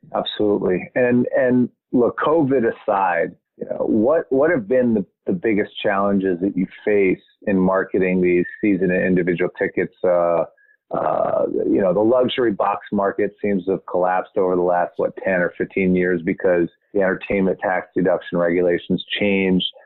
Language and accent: English; Montgomery County, Maryland, United States; I'm from Maryland. I'm from Montgomery County, right next to Prince George's County.